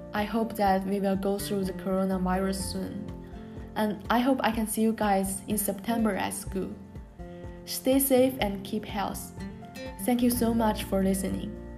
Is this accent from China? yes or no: yes; Tianjin, China; English is a second language; moved away as an adult; also born or lived in Japan; my hometown Tianjin